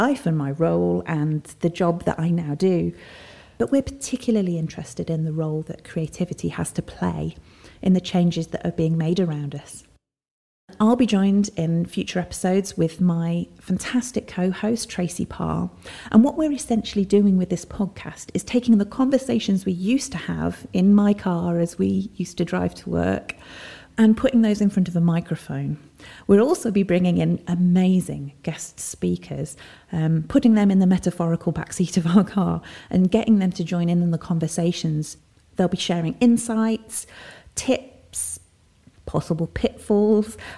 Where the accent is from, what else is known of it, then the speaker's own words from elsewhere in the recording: Burton-upon-Trent, West Midlands, United Kingdom; my hometown of Burton-upon-Trent